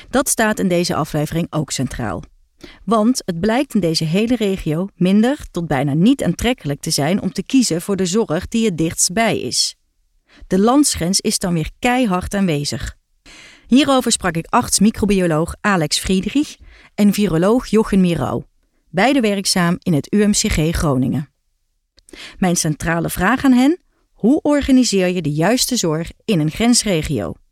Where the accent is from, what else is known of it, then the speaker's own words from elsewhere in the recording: Münster, North Rhine-Westphalia, Germany; moved away as an adult; now in Netherlands; Het was voor mij, ik kwam uit Münster eh, hier